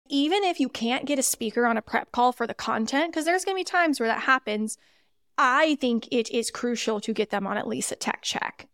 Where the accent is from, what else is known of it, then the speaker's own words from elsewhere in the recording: Missouri, United States; moved away as an adult; also born or lived in Indiana; I am actually originally from Missouri